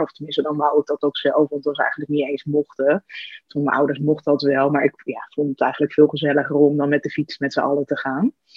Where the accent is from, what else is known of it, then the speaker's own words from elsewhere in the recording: Hasselt, Overijssel, Netherlands; moved away as an adult; also born or lived in the middle of the Netherlands; ik ben, eh, opgegroeid in de buurt van Zwolle, in een, eh, klein dorpje Hasselt